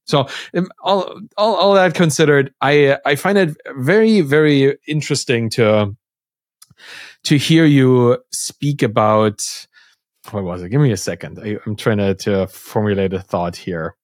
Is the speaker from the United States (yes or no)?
no; East Germany, Germany; I come from, like, a East German kinda cultural